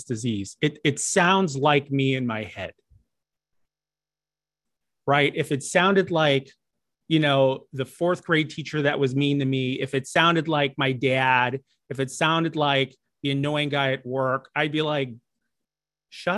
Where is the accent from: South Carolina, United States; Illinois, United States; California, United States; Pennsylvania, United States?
Illinois, United States; Chicago; moved away; everyone back home in my hometown of Chicago